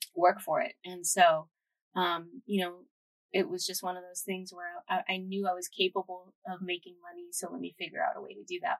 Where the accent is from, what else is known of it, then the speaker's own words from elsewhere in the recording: San Jose, California, United States; moved away as an adult; also born or lived in San Luis Obispo; now in Los Angeles, United States; I grew up in Eastside San Jose.